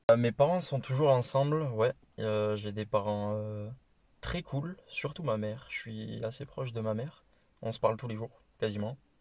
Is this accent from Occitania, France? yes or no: yes; Toulouse, Occitania, France; accent: petit accent; now in Alexandra, New Zealand; j'ai 21 ans, je suis toulousain